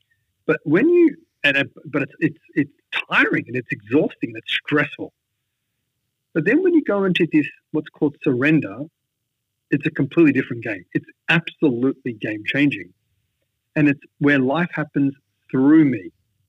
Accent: India; I came from Catholic background. So even though I'm Indian, every part of me looks, I was not Indian in my mindset. I was Western in my mindset.

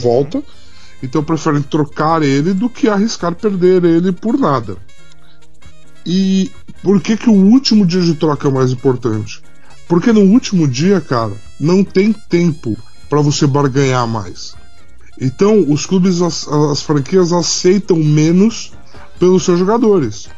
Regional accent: Brazil; nós como brasileiros

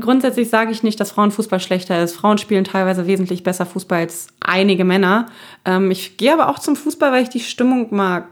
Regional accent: Berlin, Germany; moved away as an adult; also born or lived in Wuppertal / Dortmund; meine Kindheit in Neukölln war nicht einfach

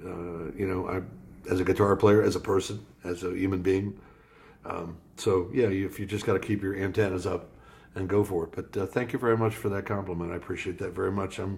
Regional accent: Paterson, New Jersey, United States; born there; also born or lived in Akron, Ohio; now in Columbus, United States; Well, uh, I was actually born in Paterson, New Jersey. Um, and I, my mom and dad moved around, and ironically, uh, we lived in Akron, Ohio for a while.

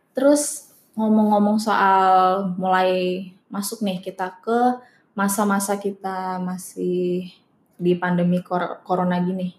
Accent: Indonesia; moved away as an adult; now in Netherlands; kita dari Indo

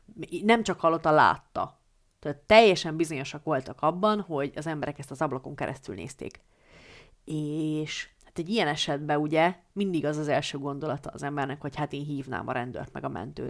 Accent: Hungary; a szülőfalumnak, a kisköznek

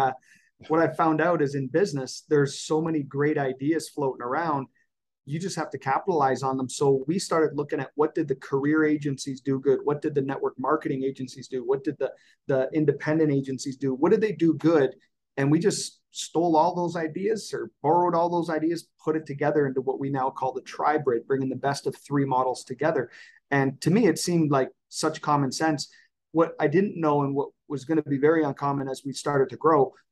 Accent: Canada; I'm Canadian

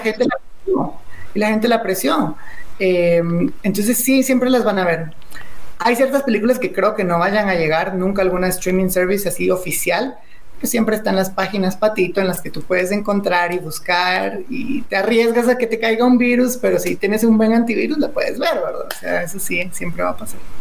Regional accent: Guatemala; yo amo demasiado mi país

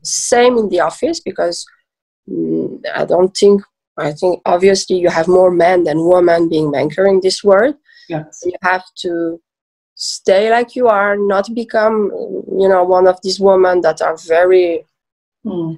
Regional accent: Switzerland; also born or lived in Iran / Lausanne / Geneva; I was born in Iran uh, and I was raised in Switzerland.

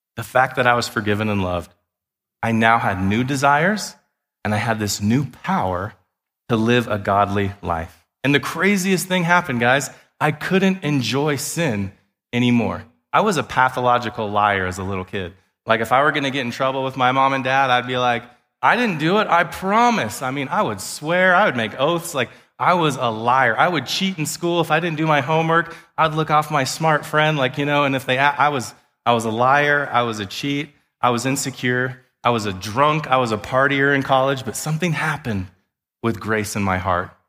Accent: Wyoming, United States; I grew up in Wyoming

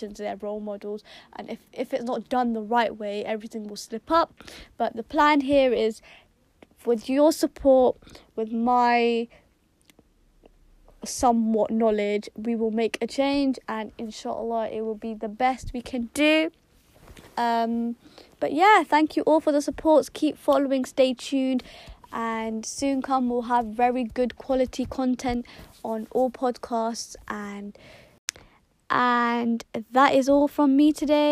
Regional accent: United Kingdom; I'm British Kashmiri

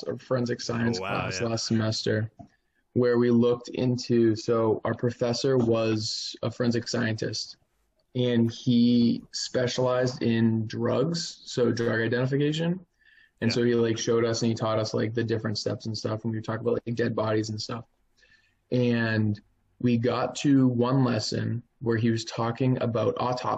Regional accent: Boston, Massachusetts, United States; We're all from Boston, the Boston area.

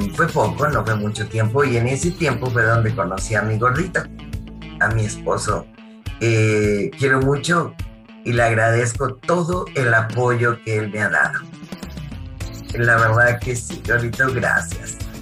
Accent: Monterrey, Nuevo León, Mexico; soy de Monterrey

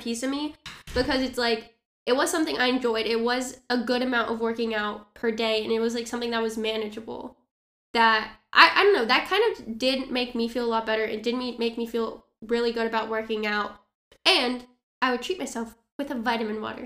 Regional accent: Orange County, California, United States; I grew up in Orange County.

